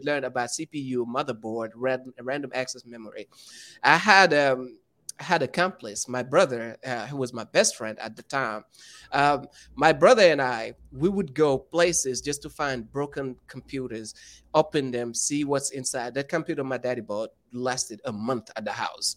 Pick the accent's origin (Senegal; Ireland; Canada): Senegal; Saint-Louis; English is a second language; moved away as an adult; now in United States; I'm from Senegal, which is in West Africa, uh, in a small town called Saint Louis